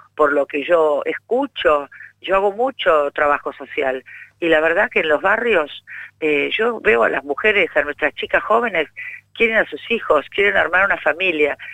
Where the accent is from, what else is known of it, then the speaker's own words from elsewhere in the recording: Buenos Aires, Argentina; como porteña, te lo digo